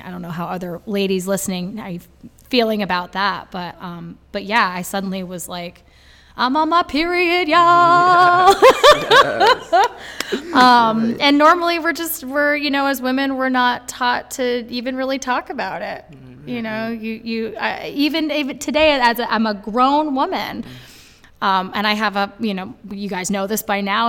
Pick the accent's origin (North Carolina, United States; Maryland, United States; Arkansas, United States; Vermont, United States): Vermont, United States; Brattleboro; I'm from Brattleboro, Vermont